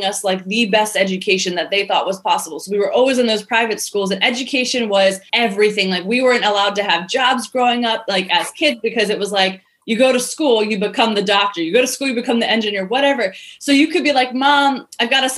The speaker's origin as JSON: {"language": "English", "country": "United States", "said": "even though I'm American"}